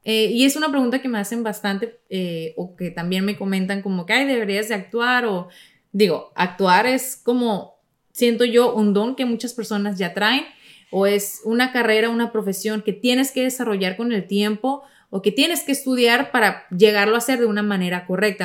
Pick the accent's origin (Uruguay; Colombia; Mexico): Mexico; Sonora; yo soy de Sonora